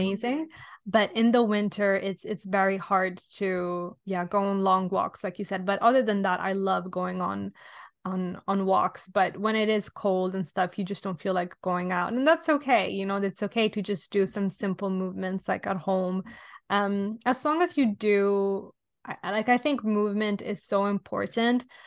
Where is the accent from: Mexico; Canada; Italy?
Italy; now in London, United Kingdom; I'm from Italy originally, but I'm currently living in London.